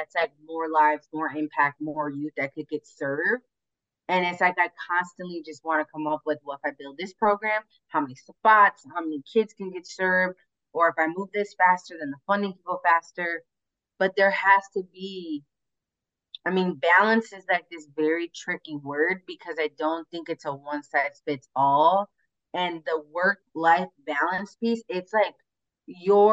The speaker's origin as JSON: {"language": "English", "town": "Chicago", "region": "Illinois", "country": "United States", "tie": "born or raised there", "said": "where I grew up in Humboldt Park"}